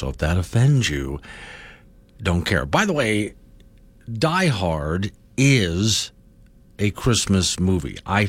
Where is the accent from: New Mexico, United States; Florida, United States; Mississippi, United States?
Florida, United States; moved away; growing up in Florida as I did